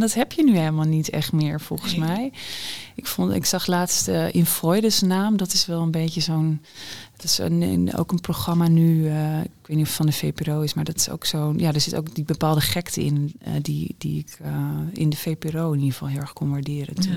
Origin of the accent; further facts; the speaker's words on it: Groningen, Netherlands; de Borgmanschool in Groningen